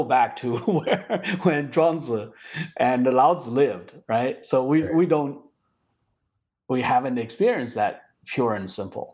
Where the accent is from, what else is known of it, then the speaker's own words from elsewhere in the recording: China; moved away as an adult; when I grew up in China